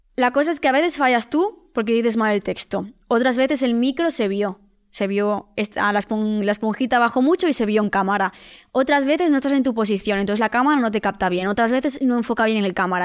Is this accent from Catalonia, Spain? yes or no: no; Vigo, Galicia, Spain; soy de Vigo, vivo en Vigo, no en Madrid